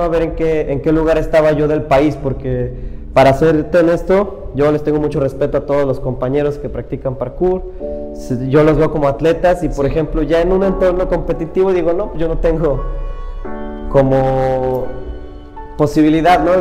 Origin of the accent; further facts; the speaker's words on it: Iguala, Guerrero, Mexico; me fui solo de aquí de Iguala